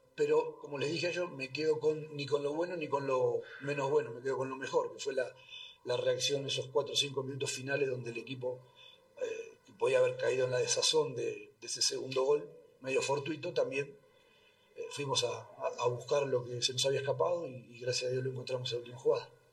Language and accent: Spanish; Argentina; now in Bolivia; cuando pasó en mi país